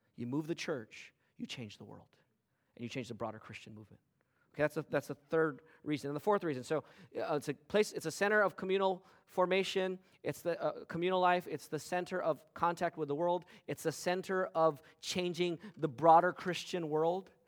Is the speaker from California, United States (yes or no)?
yes; West Covina, California, United States; growing up in West Covina in the nineteen eighties and nineties